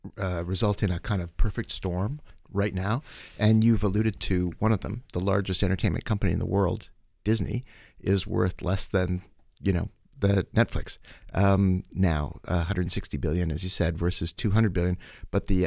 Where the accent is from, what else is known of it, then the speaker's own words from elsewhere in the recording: Winnipeg, Manitoba, Canada; I grew up in Winnipeg.